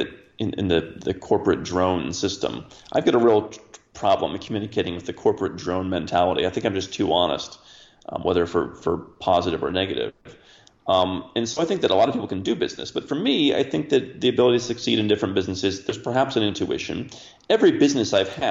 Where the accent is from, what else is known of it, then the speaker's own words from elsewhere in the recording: Cleveland, Ohio, United States; moved away; I grew up in Cleveland, Ohio